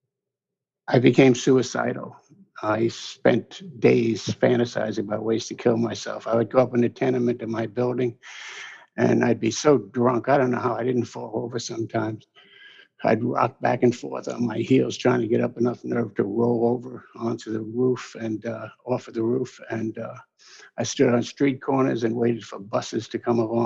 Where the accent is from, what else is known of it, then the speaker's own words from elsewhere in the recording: New York City, New York, United States; moved away; also born or lived in Albany; I'm born and raised in the Hell's Kitchen section of New York City.